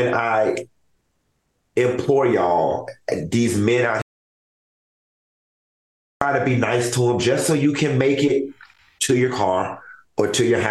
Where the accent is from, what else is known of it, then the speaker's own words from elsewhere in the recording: Miami, Florida, United States; Growing up in Miami